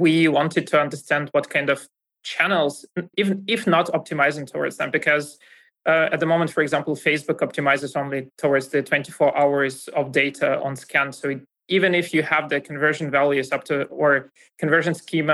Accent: Russia; accent: Russian; English is a second language; moved away as an adult; now in Germany

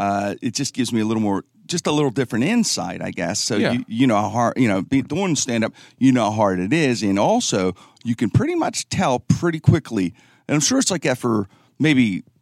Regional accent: Pittsburgh, Pennsylvania, United States; Yeah, I grew up in Pittsburgh, obviously.

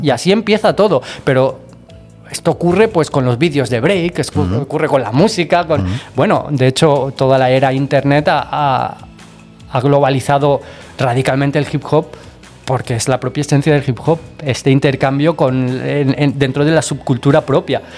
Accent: Barcelona, Catalonia, Spain; De Barcelona

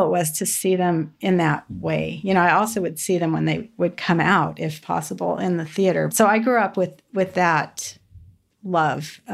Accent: Southern California, United States; Growing up in Southern California

